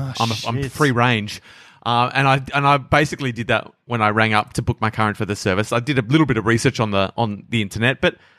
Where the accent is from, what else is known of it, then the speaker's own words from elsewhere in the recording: Australia; also born or lived in Coburg, Victoria; as Australian citizens